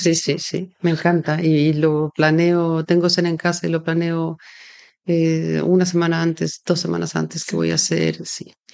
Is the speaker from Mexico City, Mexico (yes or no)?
yes; Mexico City, Mexico; now in Spain; yo soy del DF